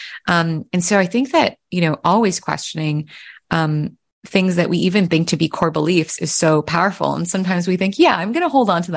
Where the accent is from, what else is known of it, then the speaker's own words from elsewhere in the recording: Pennsylvania, United States; I was born in Pennsylvania, but my mom grew up in Vietnam